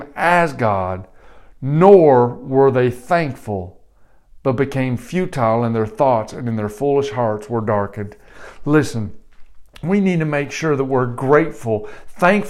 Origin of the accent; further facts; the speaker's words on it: Detroit, Michigan, United States; I grew up in North Detroit.